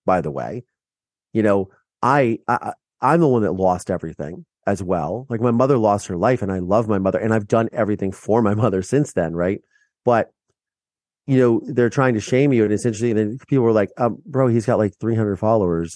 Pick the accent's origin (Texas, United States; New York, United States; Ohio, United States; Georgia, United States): Ohio, United States; Mansfield; moved away; my small town in Mansfield, Ohio